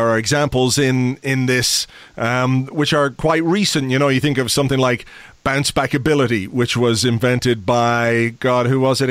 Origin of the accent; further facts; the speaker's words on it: Ireland; being Irish